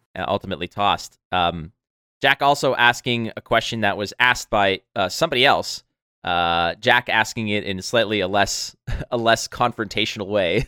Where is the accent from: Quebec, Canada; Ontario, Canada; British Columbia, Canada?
Quebec, Canada; Montreal; now in Toronto, Canada; back when I was living in Montreal, my hometown